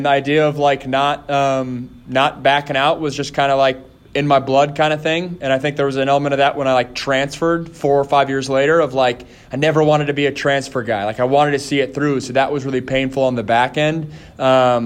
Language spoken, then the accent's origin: English; Washington, United States; my hometown school, Washington